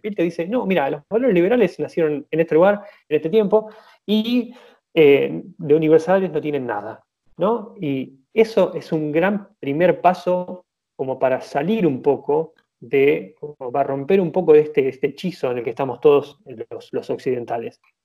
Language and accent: Spanish; Argentina; nosotros como argentinos